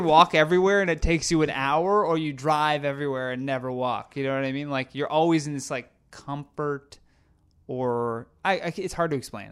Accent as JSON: {"language": "English", "town": "Brockville", "region": "Ontario", "country": "Canada", "tie": "born or raised there", "said": "I grew up in such a small town"}